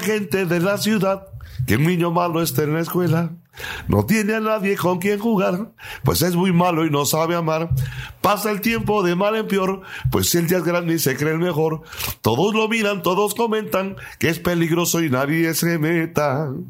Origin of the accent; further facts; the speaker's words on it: Cintalapa, Chiapas, Mexico; soy de Citalapa